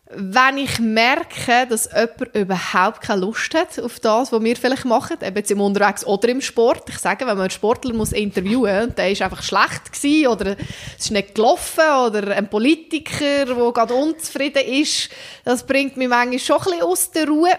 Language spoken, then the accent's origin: German; Central Switzerland, Switzerland; Das ist meine Heimat.